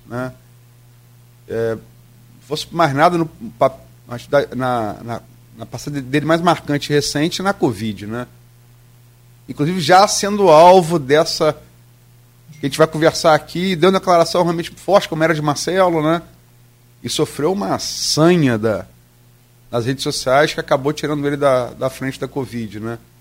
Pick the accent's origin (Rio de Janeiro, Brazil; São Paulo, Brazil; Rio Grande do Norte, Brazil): Rio de Janeiro, Brazil; Campos dos Goytacazes; also born or lived in Niterói; Eu sou de Niterói, fui criado em Campos